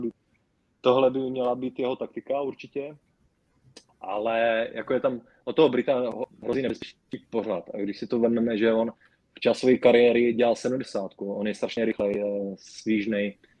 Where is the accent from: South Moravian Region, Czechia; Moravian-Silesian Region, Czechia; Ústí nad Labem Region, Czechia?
South Moravian Region, Czechia; Brno; u nás v Brně